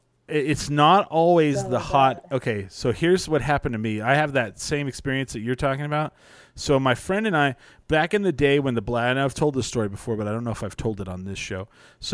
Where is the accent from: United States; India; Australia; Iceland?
United States; New Mexico; I'm from New Mexico.